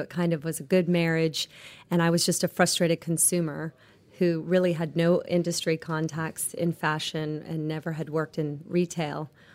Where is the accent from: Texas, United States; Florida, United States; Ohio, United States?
Florida, United States; Clearwater; I grew up on Clearwater Beach